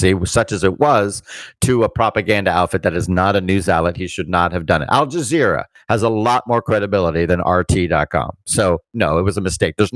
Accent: Fort Lauderdale, Florida, United States; also born or lived in Pompano Beach, Florida; I grew up in Pompano and Fort Lauderdale.

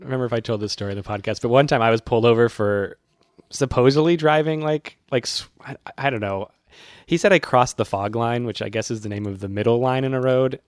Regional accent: Massachusetts, United States; now in New York City, United States; I'm from Massachusetts, where it snows considerably

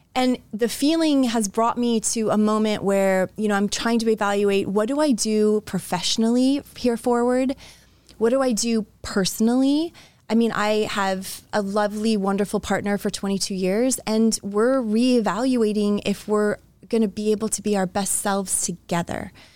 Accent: Florida, United States; now in Iowa, United States; I was born in Florida

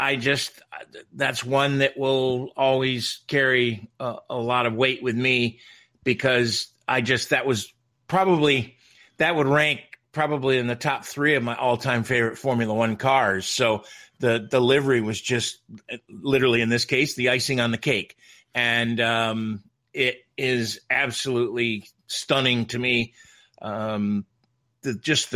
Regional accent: United States; as an American

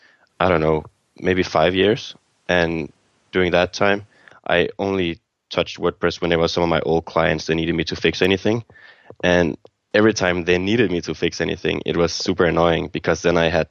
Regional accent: Copenhagen, Capital Region of Denmark, Denmark; I'm from Denmark, Copenhagen, Denmark

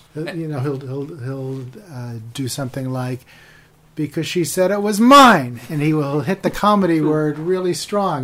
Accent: upstate New York, United States; moved away as an adult; also born or lived in Rochester, New York / Glens Falls, New York / Pennsylvania / San Francisco; I grew up on the East Coast in upstate New York, okay. Rochester, Glens Falls

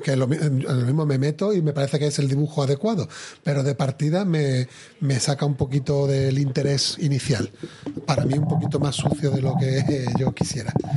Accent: Seville, Andalusia, Spain; yo de Sevilla

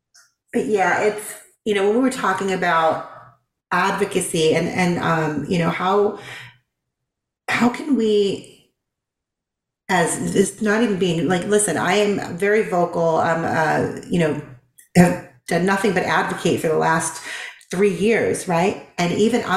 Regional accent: Boston, Massachusetts, United States; now in the South, United States; I'm from Boston

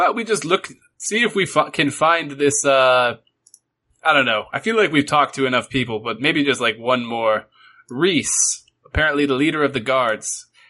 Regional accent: Aldershot, South East England, United Kingdom; born there; They sent me here because I was born in Aldershot, but I was turned away

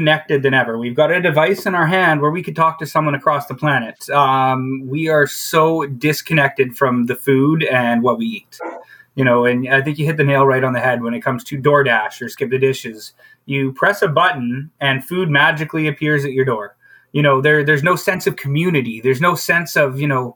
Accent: High River, Alberta, Canada; growing up in High River, especially like a farming community

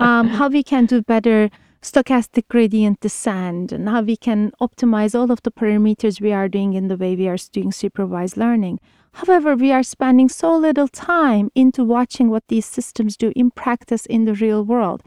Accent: Turkey; moved away as an adult; I'm originally from Turkey, did my undergrad in Turkey

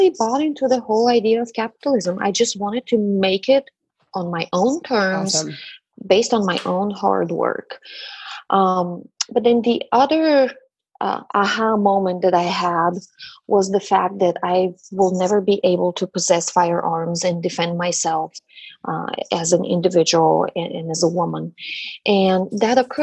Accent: Bulgaria; now in Dallas, United States; I am a child of the Eastern Bloc. I'm originally from Bulgaria

